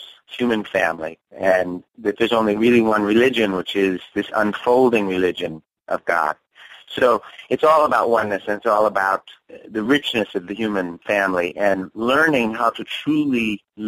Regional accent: New Jersey, United States; I was raised in the Methodist Church in New Jersey down the street from our house

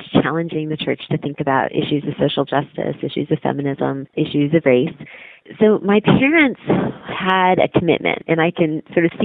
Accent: Michigan, United States; I grew up in the Midwest, and my public school education was all in the state of Michigan

